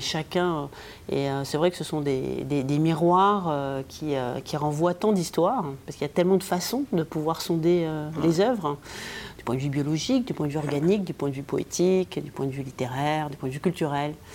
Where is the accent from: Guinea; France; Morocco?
Morocco; moved away; j'ai vécu euh, toute mon enfance au Maroc